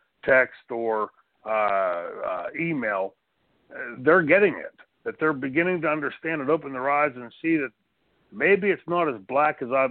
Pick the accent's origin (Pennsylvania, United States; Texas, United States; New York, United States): Pennsylvania, United States; Pittsburgh; growing up in Pittsburgh, Pennsylvania.